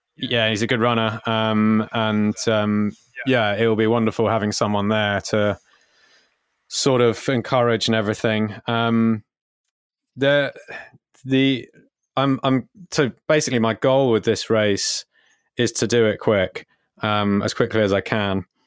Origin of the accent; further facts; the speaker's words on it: Cornwall, South West England, United Kingdom; we're from Cornwall